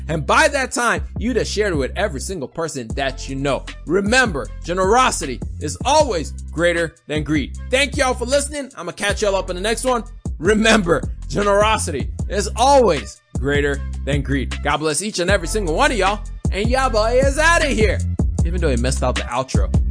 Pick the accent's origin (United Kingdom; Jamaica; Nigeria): Nigeria; I'm Nigerian